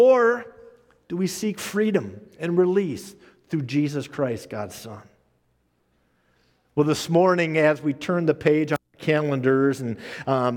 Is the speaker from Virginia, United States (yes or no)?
no; Minnesota, United States; when I was growing up in Minnesota